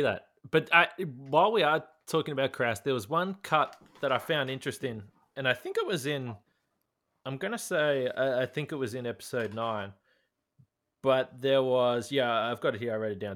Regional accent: Australia; growing up in Australia

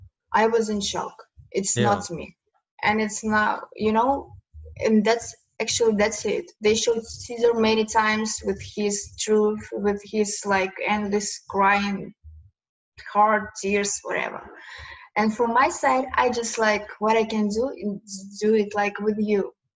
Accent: Kyiv, Ukraine; English is a second language; I'm originally from Kiev.

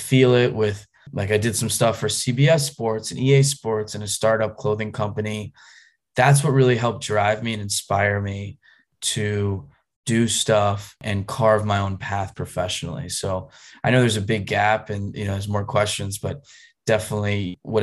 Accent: outside of Philadelphia, Pennsylvania, United States; moved away; also born or lived in North Carolina; I grew up outside of Philadelphia

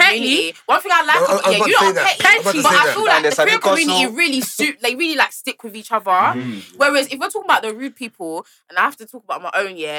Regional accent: London, United Kingdom; I'm from North London, innit?

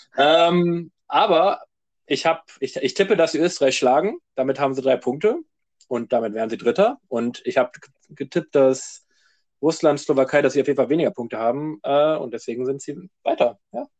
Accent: Germany; wir sind ja, kommen wir aus Deutschland

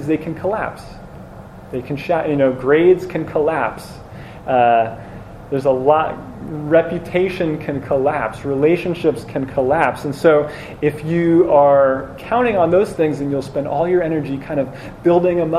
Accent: New Jersey, United States; I grew up in New Jersey

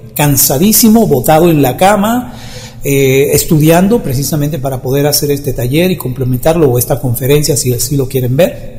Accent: Dominican Republic; en mi país, República Dominicana, ya que yo no soy mexicano

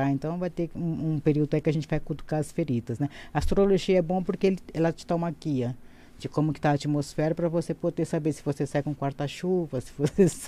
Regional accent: São Paulo, Brazil; sou de São Paulo, tá?

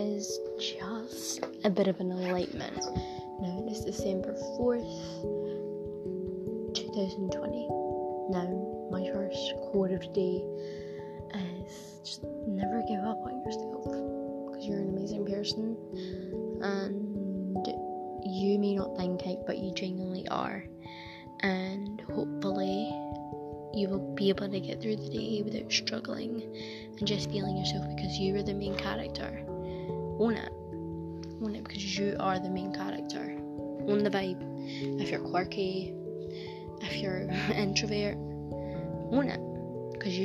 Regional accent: Scotland, United Kingdom; I am from Scotland and I'm 13

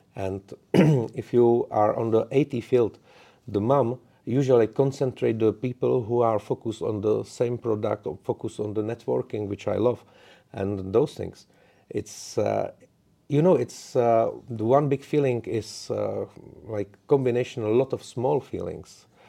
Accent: Czechia; English is a second language; I'm from the Czech Republic

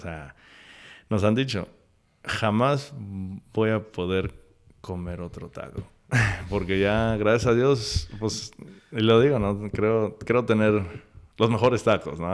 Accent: Chicago, Illinois, United States; also born or lived in Veracruz, Mexico; now in Atlanta, United States; yo soy de Chicago

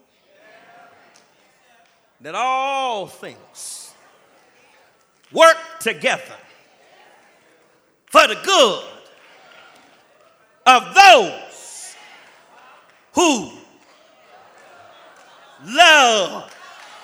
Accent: Los Angeles, California, United States; now in Jacksonville, United States; I was from Los Angeles

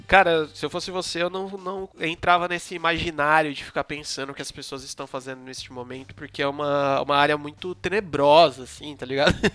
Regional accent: São Paulo, Brazil; aqui a gente é de São Paulo, da zona sul. a gente mora perto, relativamente perto

